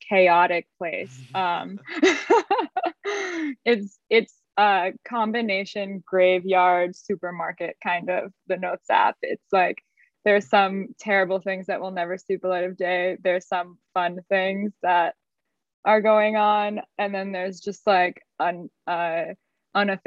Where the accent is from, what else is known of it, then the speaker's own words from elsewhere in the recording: United States; as an American